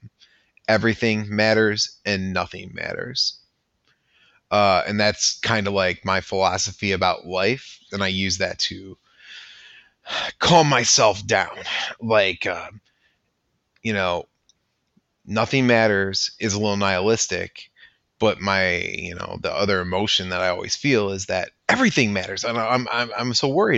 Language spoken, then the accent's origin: English; west suburbs of Chicago, Illinois, United States; I am from the west suburbs of Chicago